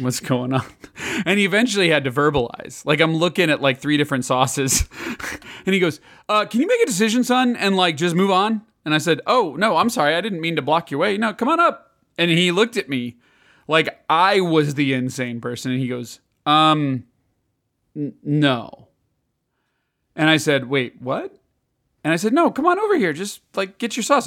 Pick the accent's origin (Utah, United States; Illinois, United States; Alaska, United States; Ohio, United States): Illinois, United States; Chicago; moved away; growing up in Chicago